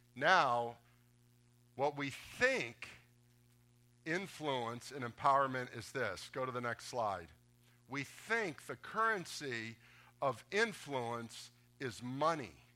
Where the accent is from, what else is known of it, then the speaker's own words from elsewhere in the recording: Boca Raton, Florida, United States; I grew up in Boca Raton